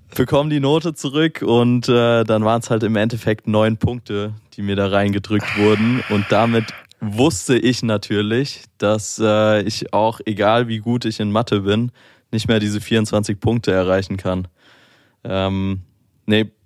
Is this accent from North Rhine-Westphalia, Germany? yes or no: no; Mainz, Rhineland-Palatinate, Germany; moved away as an adult; now in Berlin, Germany; ich komme aus Mainz, ist ja eher ein bisschen ruhiger im Vergleich jetzt zu Berlin